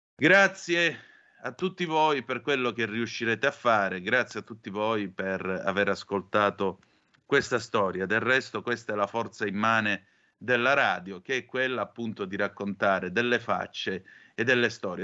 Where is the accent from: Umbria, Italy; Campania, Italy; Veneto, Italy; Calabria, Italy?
Calabria, Italy; queste cose le facevamo 40 anni fa in Calabria pure noi per giocare a guardie e ladri